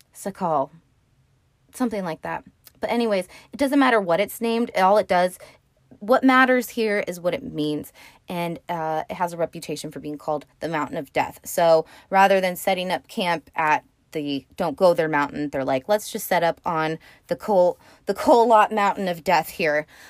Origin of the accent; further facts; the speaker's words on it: California, United States; I am from California